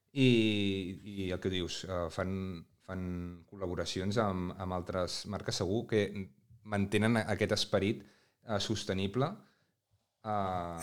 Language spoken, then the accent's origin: Catalan; Breda, Catalonia, Spain; jo sóc veí de Breda